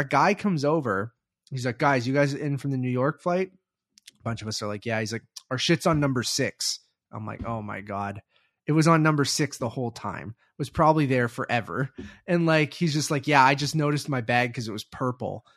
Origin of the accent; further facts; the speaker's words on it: Canada; As a Canadian